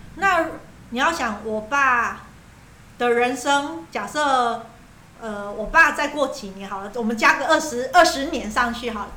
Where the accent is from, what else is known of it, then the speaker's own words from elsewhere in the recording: Taiwan; 我们台湾人都很担心说，我一直租房子